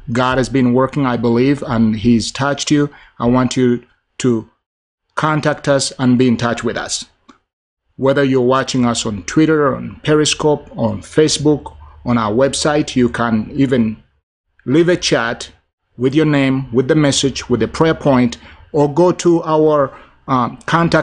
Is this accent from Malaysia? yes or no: no; Uganda; moved away; my home country of Uganda, where I'm from originally